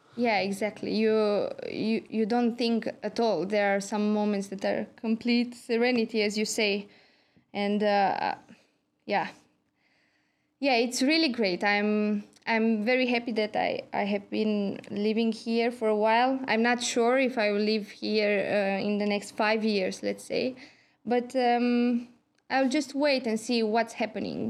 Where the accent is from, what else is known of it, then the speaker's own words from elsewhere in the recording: Galați, Galați County, Romania; moved away as an adult; also born or lived in Cluj-Napoca, Romania / Bordeaux, France; now in Tampere, Finland; I'm from Romania. I have been living in Galați. This is my hometown.